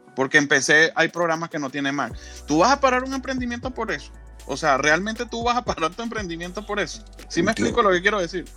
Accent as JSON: {"language": "Spanish", "country": "Venezuela", "moved": "yes", "lives_now": "United States", "said": "en mi país, en Venezuela, yo soy venezolano, aunque vivo en los Estados Unidos"}